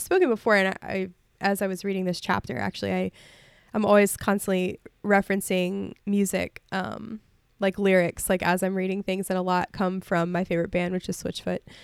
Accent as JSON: {"language": "English", "area": "Mobile Bay, Gulf Shores, Orange Beach", "region": "Alabama", "country": "United States", "tie": "born or raised there", "moved": "yes", "said": "I grew up on Mobile Bay, and I grew up near, in Gulf Shores and Orange Beach and, and the beaches"}